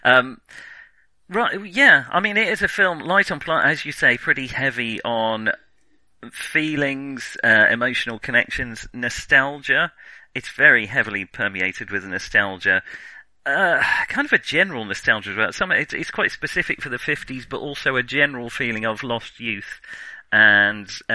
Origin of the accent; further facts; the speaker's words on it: England, United Kingdom; We're English.